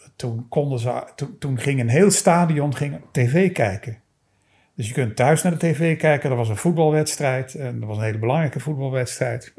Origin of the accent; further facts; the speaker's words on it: Maastricht, Limburg, Netherlands; ik ben in Maastricht opgegroeid